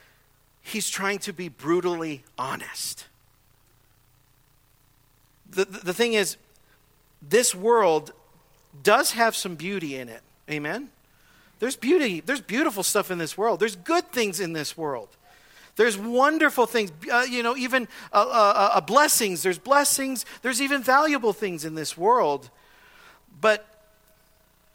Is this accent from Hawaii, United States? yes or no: no; Southern California, United States; I grew up in Southern California in a normal neighborhood